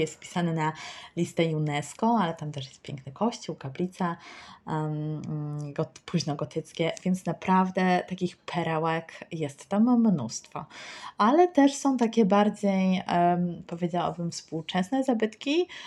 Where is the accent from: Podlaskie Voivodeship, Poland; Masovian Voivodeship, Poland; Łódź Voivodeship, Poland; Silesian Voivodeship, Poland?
Masovian Voivodeship, Poland; Warsaw; Ja jestem z Warszawy